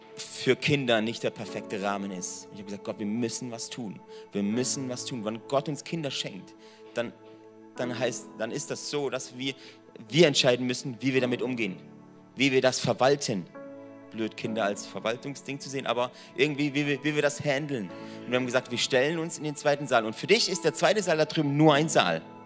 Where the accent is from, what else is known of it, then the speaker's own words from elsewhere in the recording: Mönchweiler, Baden-Württemberg, Germany; moved away as an adult; now in Singen, Germany; ich komme aus Mönchweiler. Da gibt es mehr Kühe wie Menschen.